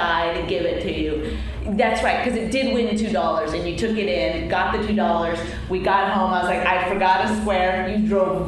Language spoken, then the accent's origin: English; Canada; now in United States; I'm Canadian